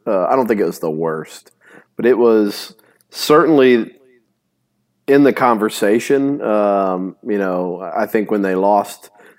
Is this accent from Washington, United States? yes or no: no; Tennessee, United States; Yeah, it's a very country southern thing, but I grew up in Tennessee hearing it all the time.